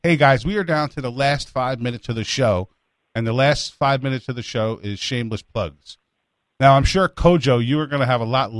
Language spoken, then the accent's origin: English; New York, United States; now in Florida, United States; I'm from New York